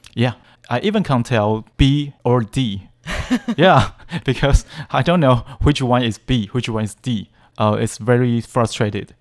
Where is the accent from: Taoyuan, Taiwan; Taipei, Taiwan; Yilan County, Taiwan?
Taipei, Taiwan; English is a second language; I was born in Taipei.